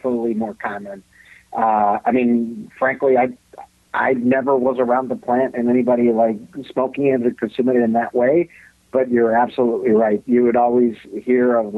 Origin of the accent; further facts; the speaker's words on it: Mexico; moved away; I grew up, I was born and raised in Mexico